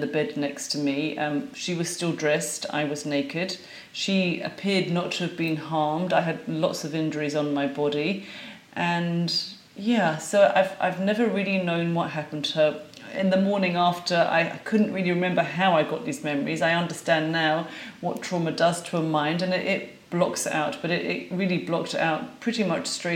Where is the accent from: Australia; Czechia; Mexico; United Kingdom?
United Kingdom; London; now in Glasgow, United Kingdom; I am a Londoner living in Glasgow, Scotland, in the UK.